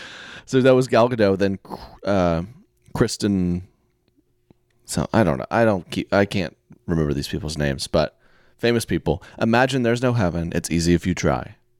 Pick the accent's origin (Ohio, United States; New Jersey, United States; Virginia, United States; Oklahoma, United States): Oklahoma, United States; I'm from Oklahoma